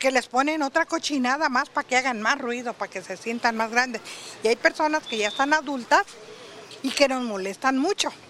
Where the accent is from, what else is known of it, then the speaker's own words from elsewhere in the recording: Pueblo Juárez, Colima, Mexico; yo soy de Pueblo Juárez.